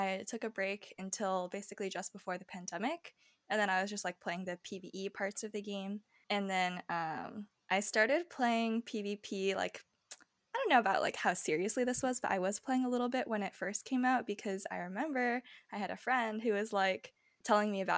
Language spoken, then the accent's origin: English; United States